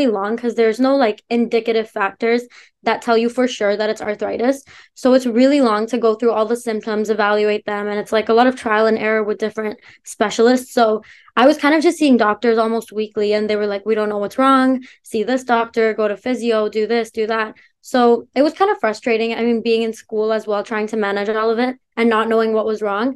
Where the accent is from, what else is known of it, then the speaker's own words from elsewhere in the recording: Canada; also born or lived in India; I was born in India, but moved to Canada when I was 7